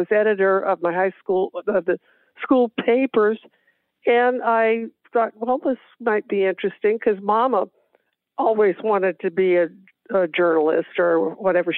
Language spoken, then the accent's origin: English; Los Angeles, California, United States; also born or lived in Texas; I was born in Texas and then my grandmother and I came out to California when I was 7. And we lived in an apartment building a block north of Hollywood Boulevard